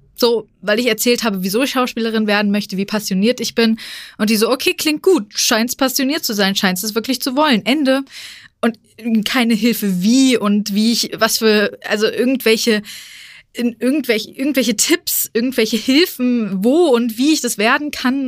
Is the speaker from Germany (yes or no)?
yes; Frankfurt, Hesse, Germany; ich als gebürtige Frankfurterin